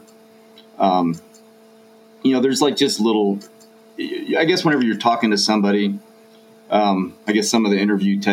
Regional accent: Texas, United States; I grew up in Texas

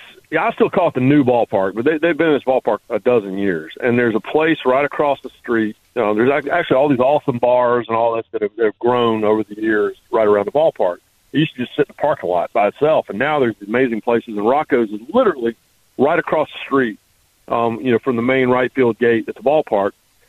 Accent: Raleigh, North Carolina, United States; I grew up in a college sports house. I grew up in Raleigh, which is, you know, a college sports area.

